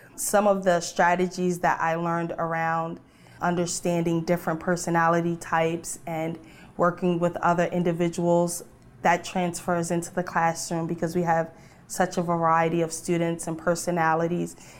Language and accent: English; Delaware, United States; I'm from Delaware, and I work in a special education classroom.